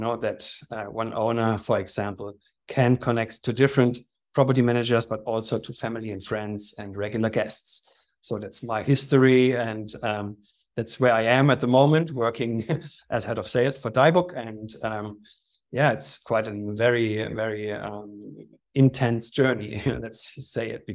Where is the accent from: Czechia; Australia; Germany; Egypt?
Germany; moved away as an adult; also born or lived in Slovakia / Vienna, Austria / Ibiza, Spain; now in Austria; I was born in Germany, grew up there